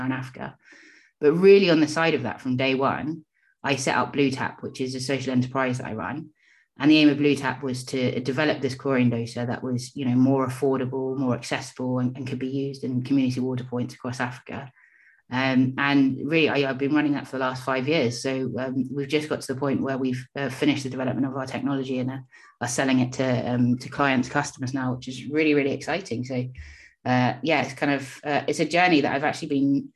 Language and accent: English; London, United Kingdom; growing up in London